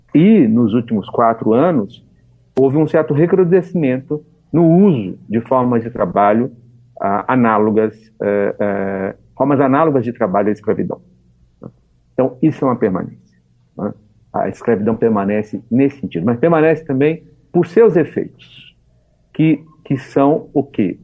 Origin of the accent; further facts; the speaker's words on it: Taubaté, São Paulo, Brazil; moved away as an adult; now in Belo Horizonte, Brazil; eu nasci em São Paulo, em Taubaté, é, onde fiz toda a minha formação